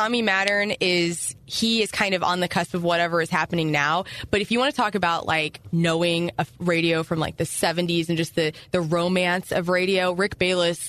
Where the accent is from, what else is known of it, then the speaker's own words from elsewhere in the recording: Carbondale, Illinois, United States; also born or lived in Columbia, Illinois; I moved there in when I was 13, so I'm originally from near Carbondale, Illinois